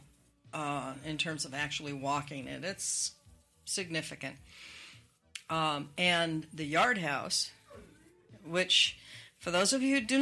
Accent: Spokane, Washington, United States; moved away; I grew up in Washington State. We had snow, especially in Spokane.

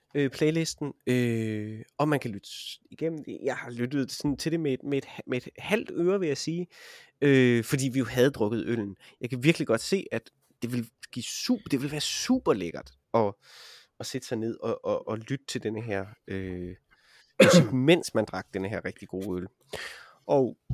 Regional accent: Vejle, Southern Denmark, Denmark; jeg er jo fra Vejle

